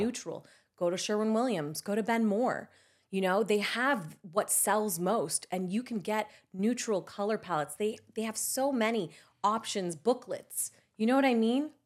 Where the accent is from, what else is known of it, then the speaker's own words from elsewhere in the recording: Spain; now in United States; I was born in Spain